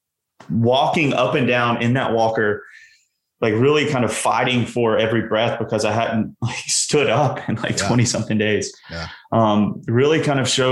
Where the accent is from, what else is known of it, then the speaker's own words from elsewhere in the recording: the South, United States; I grew up in the South